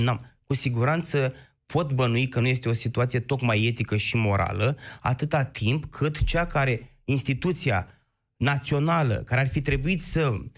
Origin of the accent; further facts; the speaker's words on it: Iași, Iași County, Romania; orașului din care provin eu, Iașul